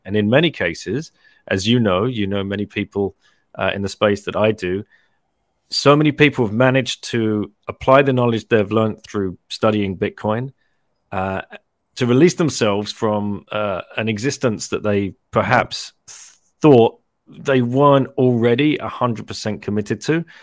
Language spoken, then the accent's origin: English; London, United Kingdom; moved away as an adult; also born or lived in Singapore; I lived in Singapore for 15 years, originally from London. So I moved from London in 1999 to Singapore